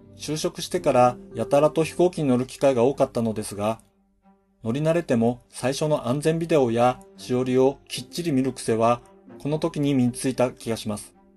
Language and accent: Japanese; Hokkaido, Japan; 僕はどさんこなので